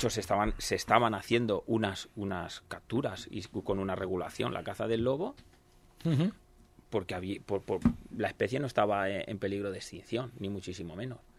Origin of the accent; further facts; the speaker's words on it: Villajoyosa, Valencian Community, Spain; donde soy, de venido de Villajoyosa.